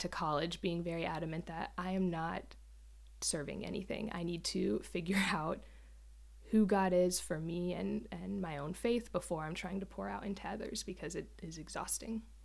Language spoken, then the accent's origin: English; Jacksonville, Florida, United States; moved away as an adult; now in Port Orchard, United States; I'm originally from Florida, born and raised there, um, lived there most of my life